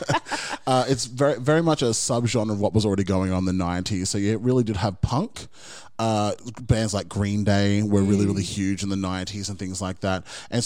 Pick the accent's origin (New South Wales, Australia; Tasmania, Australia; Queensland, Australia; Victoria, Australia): Queensland, Australia; Brisbane; we're from Brisbane